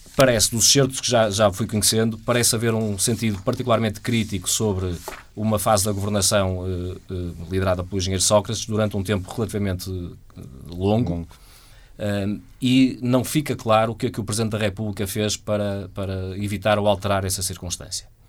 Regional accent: Portugal; nós, enquanto portugueses

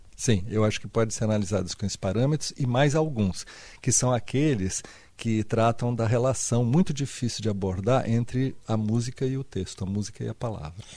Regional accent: Santos, São Paulo, Brazil; eu sou da cidade de Santos e eu cresci

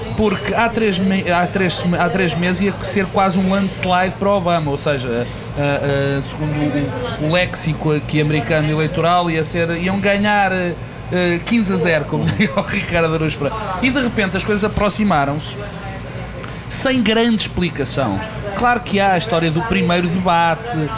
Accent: Portugal

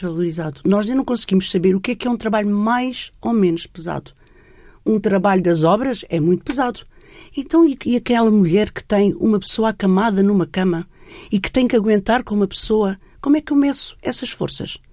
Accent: Setúbal, Portugal; Eu sou de Setúbal, o meu pai era empresário e tinha uma fábrica só de mulheres

